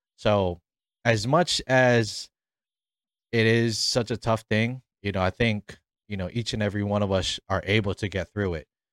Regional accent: Honolulu, Hawaii, United States; moved away as an adult; also born or lived in Waipahu, Hawaii / Mililani, Hawaii / Ewa Beach, Hawaii; now in Arizona, United States; I was born and raised in, uh, the beautiful islands of Hawaii, specifically on the island of Oahu, um, in my hometown, Kalehi.

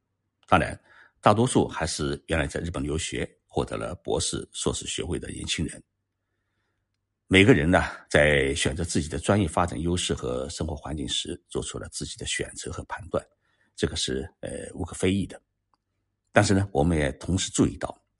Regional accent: China; 在日本居住呢。即使日文不好，我们中国人汉字还是看得懂

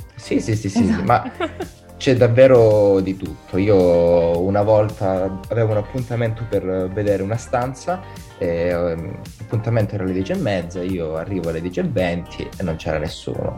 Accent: Calabria, Italy; moved away as an adult; now in Milan, Italy; sono calabrese, credo si senta

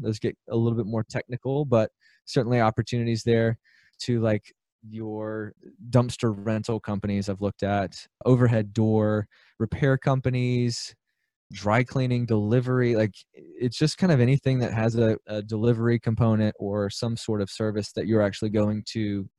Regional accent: Birmingham, Alabama, United States; I grew up in Birmingham, Alabama. I still live here.

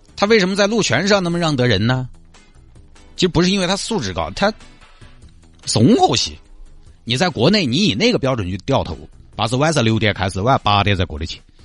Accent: China; 我们中国人可能是前所未有的努力，但是也前所未有的压力

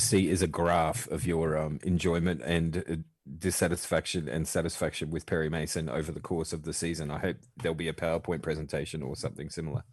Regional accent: Australia; I grew up watching seventies Sesame Street in the eighties in Australia

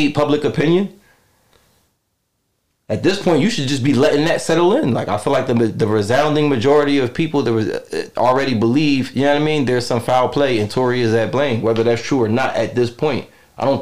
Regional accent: Philadelphia, Pennsylvania, United States; Growing up in Philadelphia

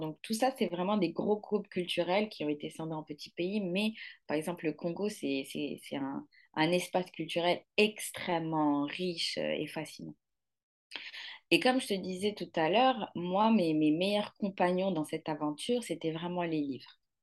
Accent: Morocco; also born or lived in Mali; now in Paris, France; je suis née au Maroc et j'ai grandi au Maroc

